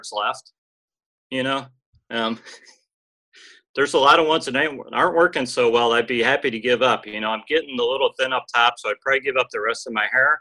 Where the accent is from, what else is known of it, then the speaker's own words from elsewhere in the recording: Cleveland, Ohio, United States; also born or lived in Columbus, Ohio; now in Dayton, United States; I was born in Cleveland. I've lived in Ohio my whole life. I was born in Cleveland, moved to Columbus, back to Cleveland, and now I live in Dayton, Ohio